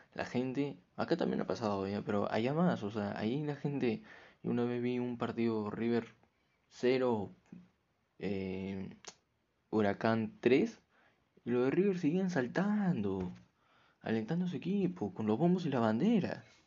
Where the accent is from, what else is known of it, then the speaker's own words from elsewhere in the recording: Peru; acá en mi país, Perú